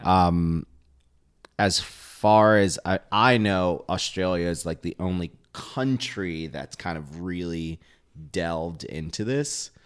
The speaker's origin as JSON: {"language": "English", "town": "New York City", "region": "New York", "country": "United States", "tie": "born or raised there", "said": "I was born and raised in the city"}